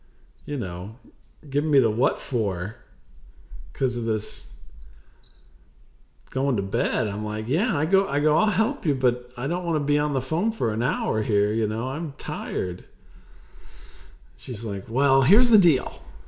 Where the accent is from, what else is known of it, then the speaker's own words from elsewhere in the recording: Jamaica; That's right. I'm a Jamaican guy.